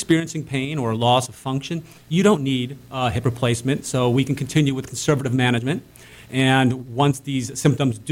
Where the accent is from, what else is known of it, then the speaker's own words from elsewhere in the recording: Cleveland, Ohio, United States; growing up in Cleveland